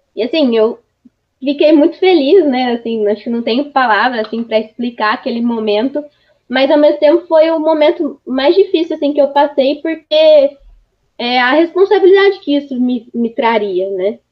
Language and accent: Portuguese; Araras, São Paulo, Brazil; also born or lived in Ribeirão Preto; eu nasci em Araras, e minha família morava em Arara.